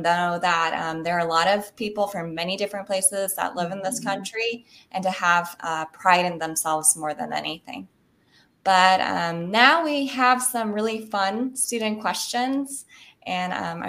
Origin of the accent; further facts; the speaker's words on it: Texas, United States; I finally became a citizen when I was 21 years old, but not a lot of people knew that because they just assumed I was just this girl growing up in Texas